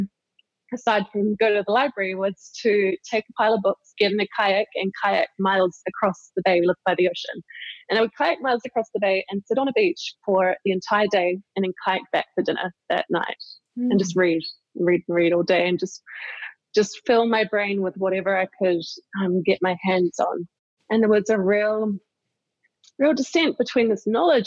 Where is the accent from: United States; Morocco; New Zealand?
New Zealand; I grew up in a very isolated part of New Zealand